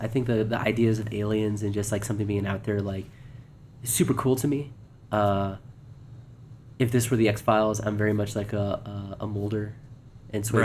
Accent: near the Mojave Desert, California, United States; I'm from California, a little place near the Mojave Desert

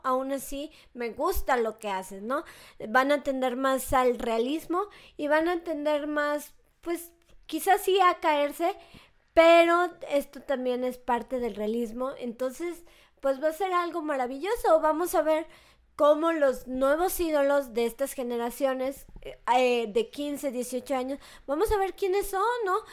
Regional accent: Mexico; como mexicana

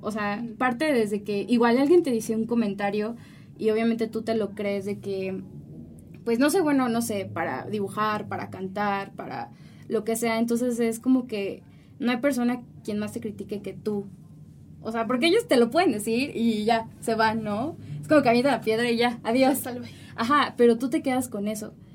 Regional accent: Mexico; ya conforme vas creciendo, obviamente, pues aquí en México

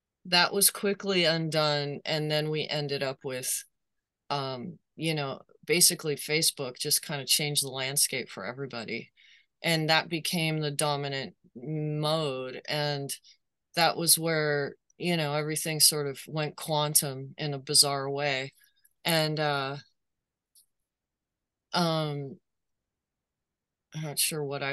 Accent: United States; as an American

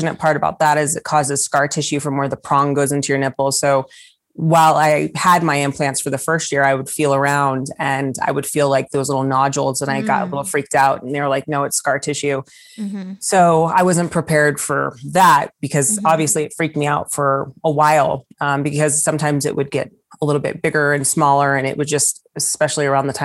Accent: the Bay Area, California, United States; I'm from the Bay Area.

